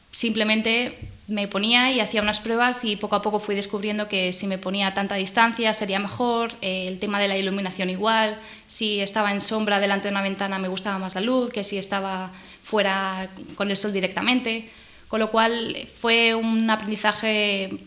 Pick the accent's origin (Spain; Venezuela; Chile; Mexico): Spain; Pontevedra, Galicia; also born or lived in Cádiz / Canarias / Cartagena / Madrid; es muy difícil decir dónde me he criado porque yo soy de Pontevedra, de, Galicia. Lo que pasa es que me, he mudado toda mi vida. He estado en, Cádiz, en Canarias, en Cartagena, en Madrid, en Bélgica, en, Galicia en muchos sitios